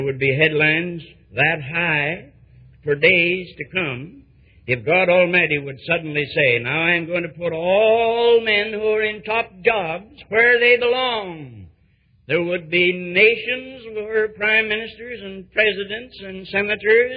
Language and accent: English; United States; being an American